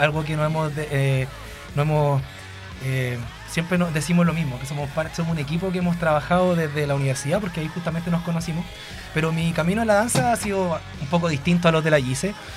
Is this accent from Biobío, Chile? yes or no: yes; Laja, Biobío, Chile; yo soy de Laja, no soy de Concepción.